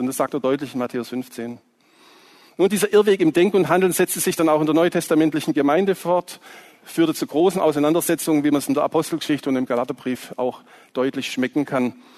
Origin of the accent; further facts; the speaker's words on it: Swabia, Baden-Württemberg, Germany; accent: Swabian; aus meiner Heimat, ihr hört vielleicht, dass ich ein bisschen Schwäbisch spreche, die Liebenzeller Mission